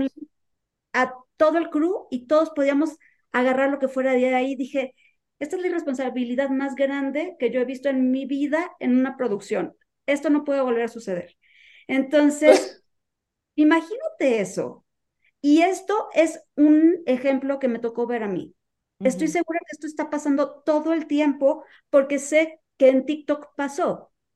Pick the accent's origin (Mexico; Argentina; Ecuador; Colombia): Mexico; en mi experiencia como mexicana